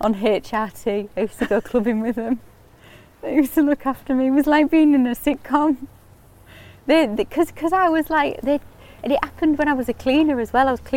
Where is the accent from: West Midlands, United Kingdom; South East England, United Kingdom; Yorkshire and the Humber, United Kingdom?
Yorkshire and the Humber, United Kingdom; Hull; moved away as an adult; also born or lived in East Finchley, London; I'm from Hull. I'm really, really Hull.